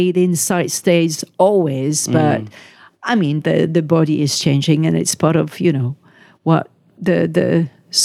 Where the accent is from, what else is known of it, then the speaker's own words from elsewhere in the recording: France; French, we don't know how to embrace our culture.